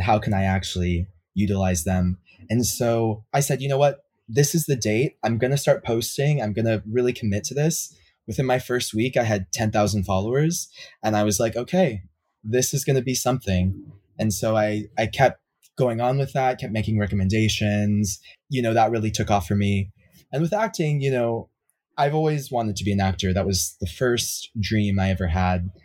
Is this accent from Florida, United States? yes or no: yes; Miami, Florida, United States; moved away as an adult; also born or lived in Europe; now in New York, United States; I'm originally from Miami, Florida. sort of born and raised